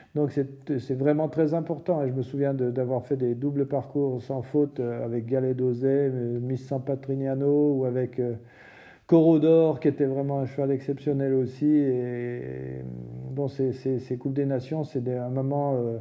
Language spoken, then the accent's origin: French; France; en tant que Français